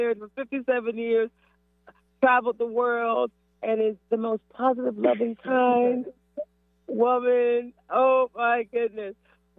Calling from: Pompano Beach, Florida, United States; I am calling in from Pompano Beach.

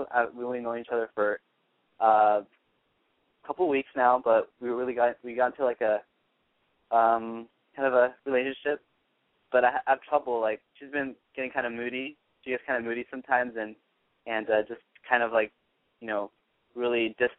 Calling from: Los Angeles, California, United States; I'm calling from L.A., and I'm 19.

